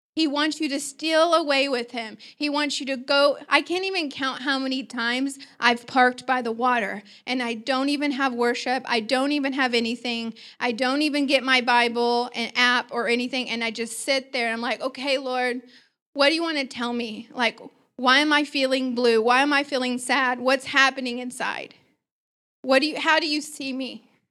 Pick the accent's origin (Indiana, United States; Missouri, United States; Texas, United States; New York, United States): Missouri, United States; Joplin; I was born in Joplin, Missouri